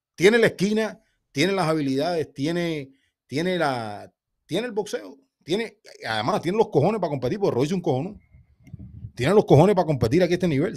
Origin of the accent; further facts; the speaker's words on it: Cuba; Yo como cubano